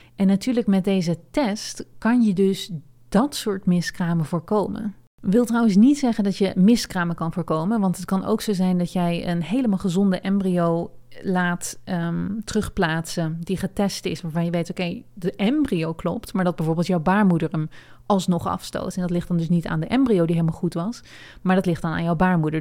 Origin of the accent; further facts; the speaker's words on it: Netherlands; now in United States; ik ben ook een Nederlander en ik ben in Amerika.